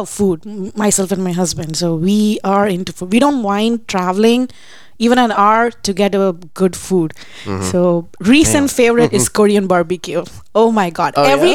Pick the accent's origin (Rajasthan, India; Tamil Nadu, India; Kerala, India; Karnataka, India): Tamil Nadu, India; Chennai; first language Telugu; English is a second language; moved away as an adult; now in Fort Worth, United States; I'm from Chennai, the southern part of India